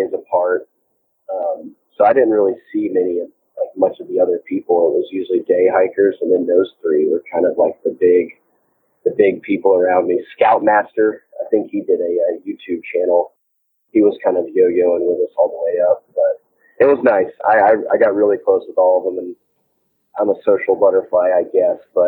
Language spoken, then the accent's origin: English; Georgia, United States; I'm from Georgia, so I'm familiar with, like, the South winters